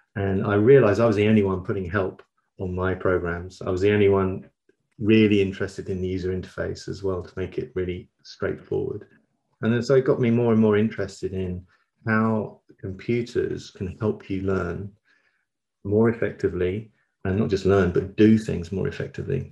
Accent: London, United Kingdom; moved away as an adult; also born or lived in Copenhagen, Denmark / Manchester / York; now in Brighton, United Kingdom; I was born in Copenhagen, uh, in in Denmark, uh, but quickly, as you can tell from my accent, moved to London um, and grew up in South London.

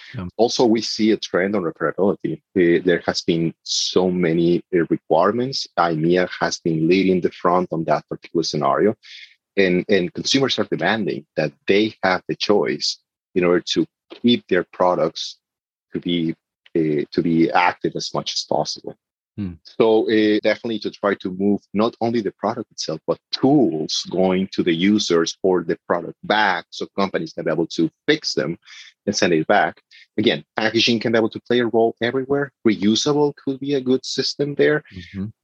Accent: Mexico; moved away; I'm coming from Mexico

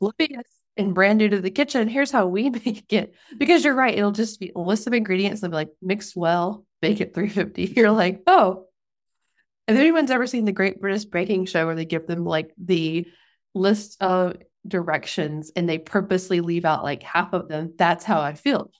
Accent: Mobile County, Alabama, United States; moved away; we're from Mobile County and, like, on the Gulf. But I grew up a little further north than his family

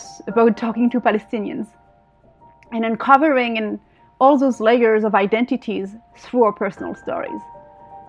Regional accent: France; moved away as an adult; now in Israel; I was born in France, but my family is from Algeria, and my father is Israeli, and I moved here to Israel about 16, 17 years ago now.

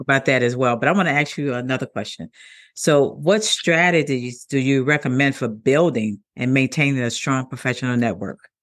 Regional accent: Chicago, Illinois, United States; I'm from Chicago, Illinois

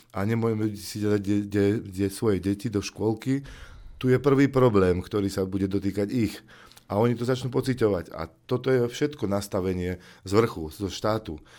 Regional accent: native village in Detva District, Banská Bystrica Region, Slovakia; som žil v, eh, v mojej rodnej dedine a žijem dodnes

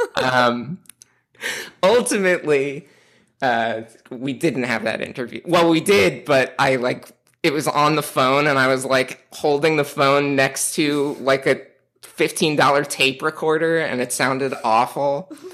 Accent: New York City, New York, United States; moved away; I'm from Staten Island, which all the other boroughs would tell me that I'm not from New York City

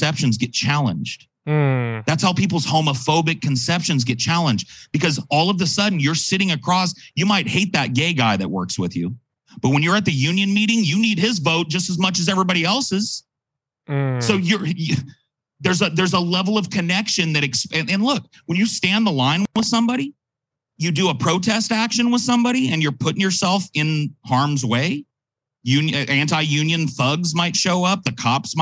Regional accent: California, United States; as a Californian

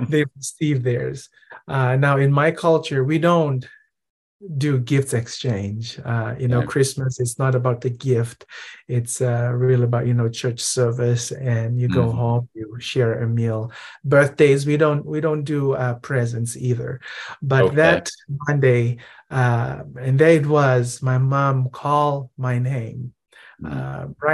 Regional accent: Suva, Fiji; moved away; also born or lived in Nadi, Fiji; born and raised in the Fiji Islands

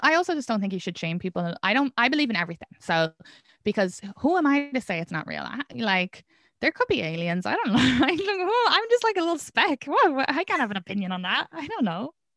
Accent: Ireland; moved away as an adult; now in Brooklyn, New York, United States; I'm from Ireland. It's a sex, more sexually repressed country.

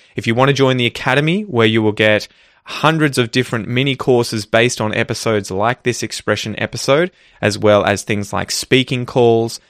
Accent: Ocean Grove, Victoria, Australia; my hometown of Ocean Grove

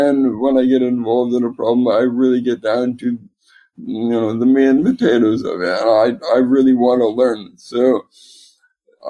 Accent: Alaska, United States; moved away as an adult; also born or lived in Arizona; now in Seattle, United States; I was actually born and raised in a rural small town in Alaska, just right at the base of Mount McKinley.

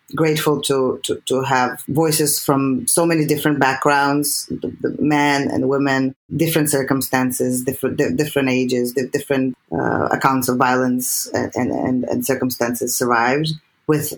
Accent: Serbia; English is a second language; moved away as an adult; I'm from Serbia.

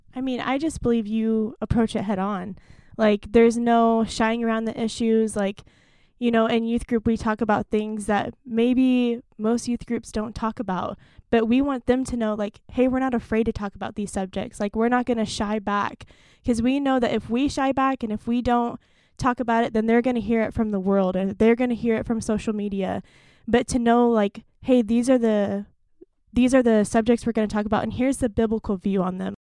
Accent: Stillwater, Oklahoma, United States; moved away; I'm originally from Stillwater, Oklahoma

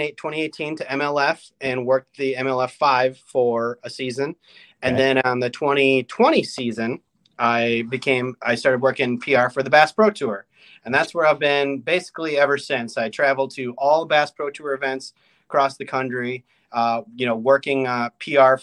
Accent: Mille Lacs, Minnesota, United States; growing up in Minnesota on Mille Lacs

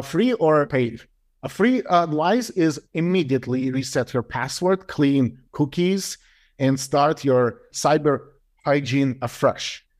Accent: Moscow, Russia; moved away as an adult; now in United States; I was born in Moscow. It still was Soviet Union.

